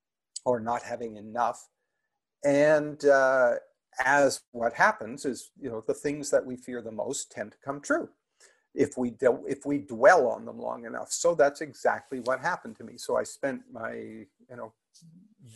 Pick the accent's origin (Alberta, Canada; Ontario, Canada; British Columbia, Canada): Ontario, Canada; just outside of Toronto; I grew up just outside of Toronto